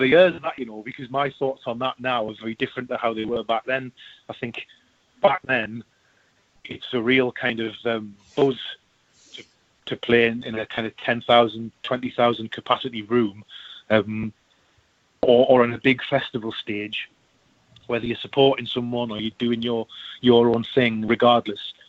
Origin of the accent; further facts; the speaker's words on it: Sunderland, North East England, United Kingdom; moved away as an adult; now in Newcastle upon Tyne, United Kingdom; I'm, I'm from Sunderland.